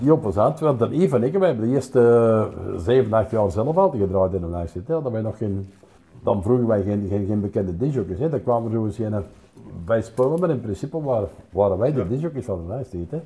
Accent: Wortel, Flanders, Belgium; in Wortel groot worden was plezant.

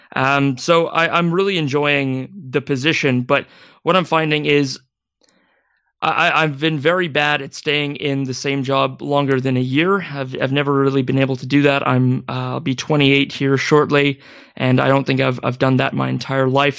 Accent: Maple Valley, Washington, United States; I grew up in Washington State, um, ab-, about as far away from Seattle in a small community called Maple Valley

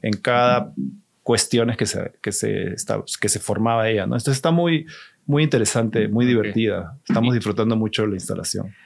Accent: Lima, Peru; also born or lived in Tijuana, Mexico / San Diego, United States / Boston, United States; now in Mexico City, Mexico; soy de Lima, Perú, tengo viviendo en México como unos 20 años

